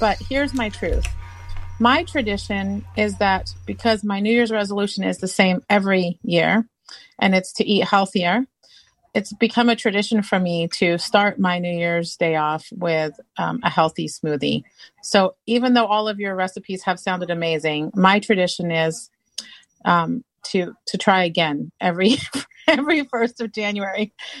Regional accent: Ipswich, East of England, United Kingdom; now in United States; So growing up in England, so I would have waited till you got to you because I wasn't born in the state. I was born in the United Kingdom.

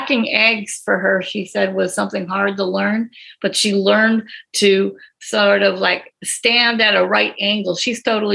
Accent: Green Bay, Wisconsin, United States; I actually started in TV in high school in Green Bay, Wisconsin. I'm from Green Bay.

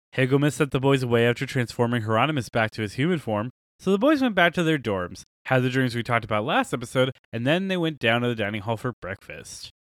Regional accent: United States; we're all American here.

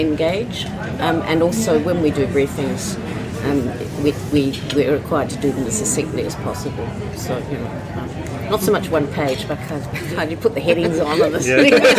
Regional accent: Adelaide, South Australia, Australia; I come from Adelaide in South Australia

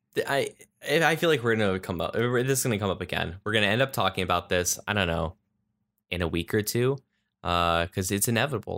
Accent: Pennsylvania, United States; I'm from Pennsylvania

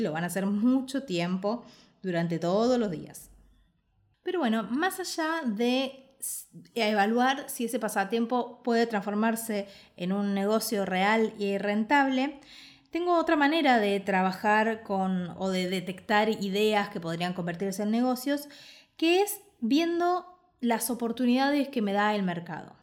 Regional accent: Argentina

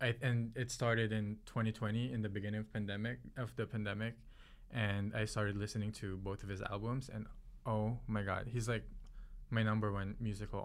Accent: Philippines; English is a second language; now in United States; I was born and raised in the Philippines.

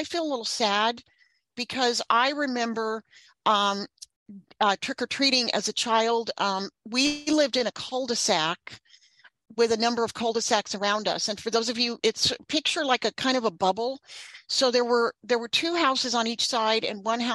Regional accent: Northern California, United States; I grew up in Northern California

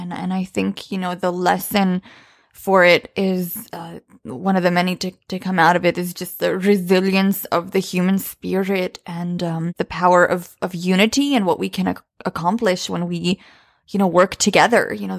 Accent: Bosnia & Herzegovina; English is a second language; moved away; we're immigrants from Bosnia, and you know, there was a war there as well in the early 90s when we came.

